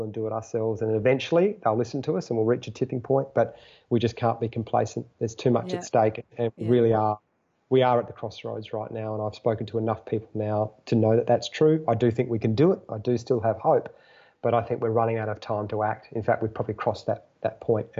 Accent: Australia; as an Australian

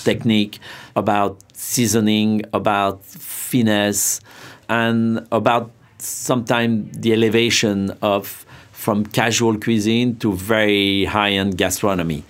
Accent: Saint-Pierre-de-Chandieu, Auvergne-Rhône-Alpes, France; English is a second language; now in New York, United States; Back in France, I grew up near Lyon.

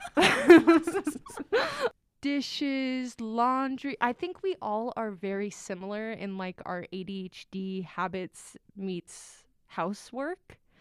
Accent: Las Vegas, Nevada, United States; moved away as an adult; now in Salt Lake City, United States; I'm from Las Vegas, Nevada

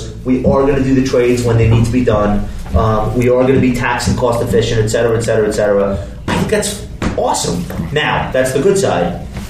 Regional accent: Compton, California, United States; Well, growing up in Compton I had those kind of formative influences and stuff.

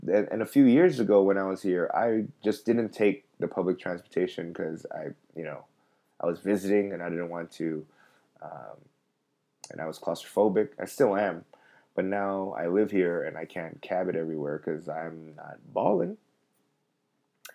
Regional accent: United States; now in South Korea; I'm from America

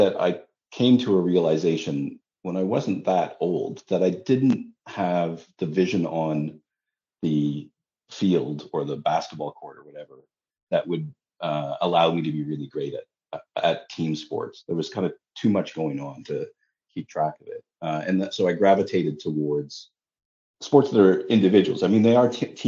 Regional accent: Ottawa, Ontario, Canada; moved away as an adult; also born or lived in London, United Kingdom; now in Toronto, Canada; I grew up in Ottawa, the nation's capital.

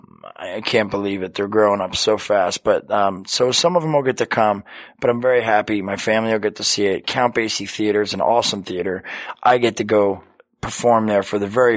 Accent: Red Bank, New Jersey, United States; now in Los Angeles, United States; It's an awesome theater in Red Bank, New Jersey, my hometown

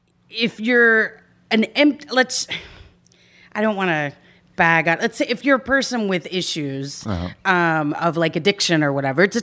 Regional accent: Dallas, Texas, United States; moved away as an adult; also born or lived in Austin, Texas; now in Los Angeles, United States; I'm from Austin. Well, I grew up in Dallas, but I went to school in Austin.

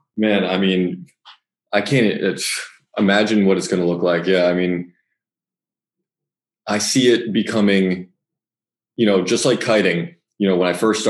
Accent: Jupiter, Florida, United States; I grew up in Jupiter, Florida.

